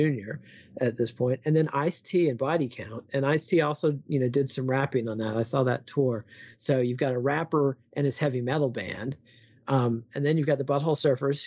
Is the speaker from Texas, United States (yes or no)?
yes; Borger, Texas, United States; also born or lived in Austin, Texas; growing up in Borger, Texas.